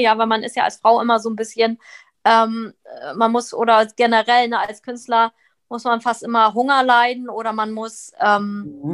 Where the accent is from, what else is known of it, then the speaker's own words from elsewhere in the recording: Northern Germany, Germany; moved away as an adult; also born or lived in abroad (birthplace) / London; now in Berlin, Germany; Dann bin ich nach Norddeutschland gezogen, habe dort Abitur gemacht